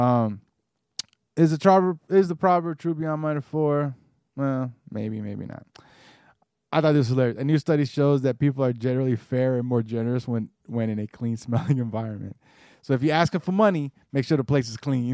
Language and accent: English; the South, United States; growing up in the South